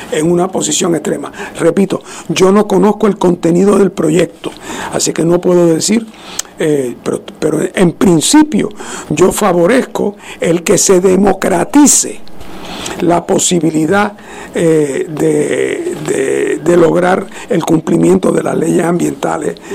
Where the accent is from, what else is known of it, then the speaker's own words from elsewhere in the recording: Guánica, Puerto Rico; Eh, y es más que yo no soy ni de ese pueblo, yo soy de Guánica que estaba paseando por